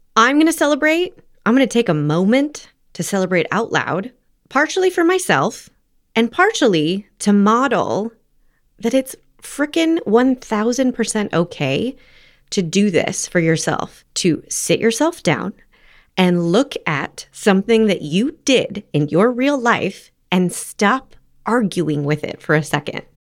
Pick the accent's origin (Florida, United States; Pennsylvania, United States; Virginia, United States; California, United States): California, United States; Los Angeles; also born or lived in New Haven / New York; I'm from Los Angeles